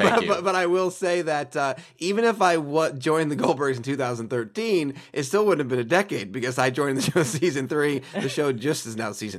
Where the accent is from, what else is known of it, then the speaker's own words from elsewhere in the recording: Stamford, Connecticut, United States; So Stamford, Connecticut. Right.